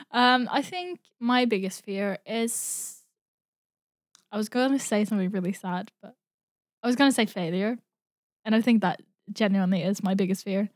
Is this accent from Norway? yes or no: yes; Norway; now in Brighton, United Kingdom; I grew up in Norway